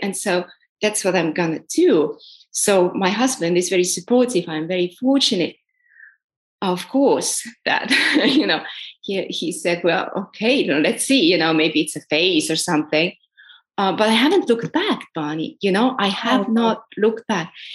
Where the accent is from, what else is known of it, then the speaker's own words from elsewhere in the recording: Estonia; also born or lived in New York; now in Valencia, Spain; I'm originally from Estonia.